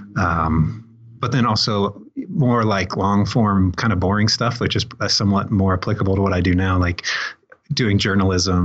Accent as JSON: {"language": "English", "town": "Greenwood", "region": "Indiana", "country": "United States", "tie": "born or raised there", "said": "I mostly grew up on the south side of Indianapolis"}